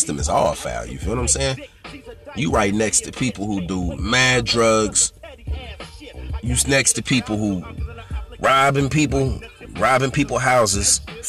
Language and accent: English; California, United States; I'm from California